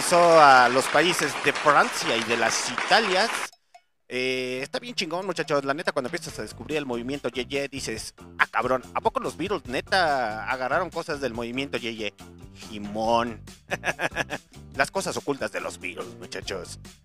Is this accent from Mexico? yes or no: yes; Mexico